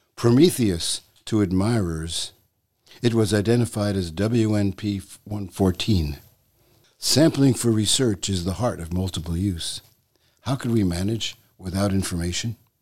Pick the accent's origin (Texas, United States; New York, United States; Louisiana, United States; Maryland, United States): New York, United States; New York City; when I was a boy, I grew up in New York City